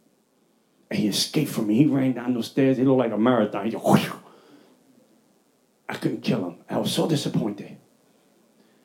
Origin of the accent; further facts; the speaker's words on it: New York City, New York, United States; I'm from the Bronx.